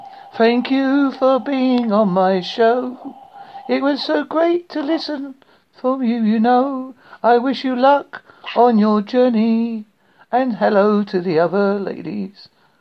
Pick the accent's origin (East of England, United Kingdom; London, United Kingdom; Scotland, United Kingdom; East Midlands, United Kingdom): East of England, United Kingdom; Essex; accent: Essex, Devon; now in Devon, United Kingdom; I'm from Essex originally, and I live in Devon now.